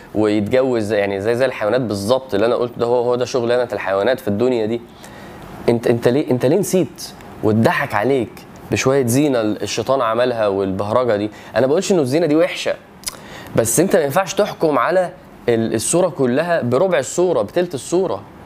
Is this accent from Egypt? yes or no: yes; Egypt; وانا مصري